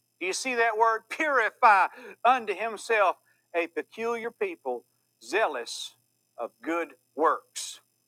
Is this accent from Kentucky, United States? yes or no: yes; Louisville, Kentucky, United States; well, you know, I'm just from Louisville, so I like all that.